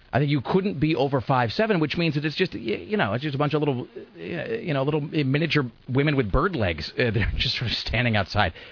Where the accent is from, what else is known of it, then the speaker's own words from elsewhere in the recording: United States; I am an American